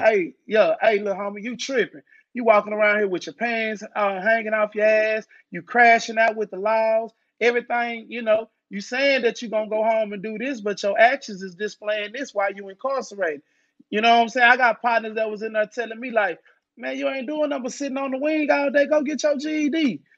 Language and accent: English; Dallas, Texas, United States; I'm from Dallas, Texas. I'm from Oak Cliff. Uh, I grew up in the hood.